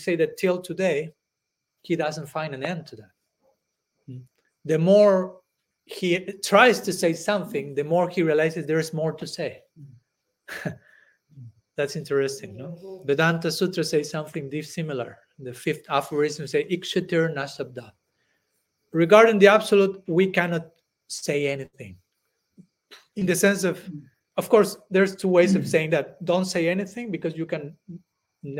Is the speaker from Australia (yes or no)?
no; Argentina; moved away; I was born in Argentina